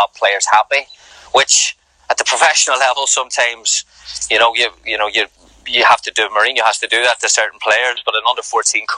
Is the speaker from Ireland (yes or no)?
yes; Ireland; now in United States; I'm probably more American now than I am Irish